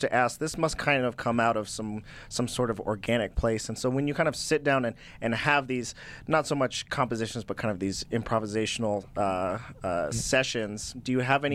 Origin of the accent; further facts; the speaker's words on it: Durango, Colorado, United States; I'm from Durango, Colorado